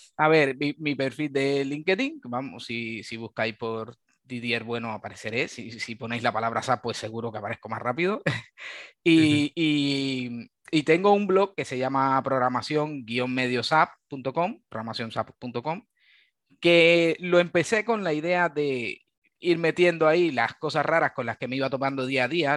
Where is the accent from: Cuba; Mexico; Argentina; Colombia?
Cuba; moved away as an adult; now in Valencia, Spain; vengo de Cuba, soy originario de, Cuba. llevo ya en, Valencia unos, unos 10, 10, 11 años